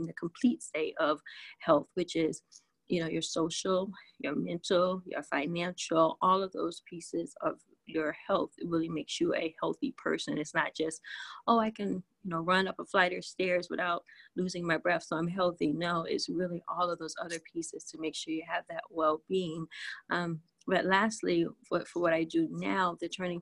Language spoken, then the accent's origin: English; the South, United States; I'm from the South